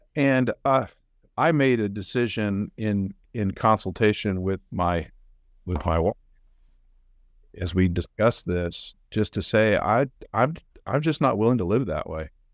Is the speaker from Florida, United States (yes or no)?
no; Oregon, United States; moved away as an adult; also born or lived in Chicago; now in Kansas City, United States; I grew up actually in Oregon